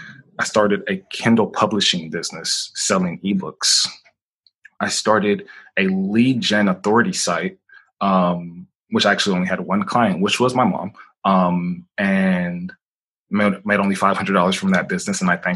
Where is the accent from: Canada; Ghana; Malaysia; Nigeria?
Nigeria; also born or lived in Boston, United States; just growing up, like, I grew up, I was born in Boston, Massachusetts. Within 3 or 4 weeks, maybe 6 weeks, my mom shipped me across to Nigeria because she was a new entrepreneur.